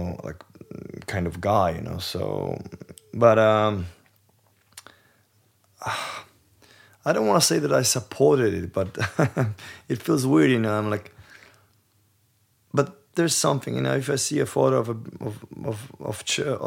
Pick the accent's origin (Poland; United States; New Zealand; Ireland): Poland; I was born in Poland. I was raised Catholic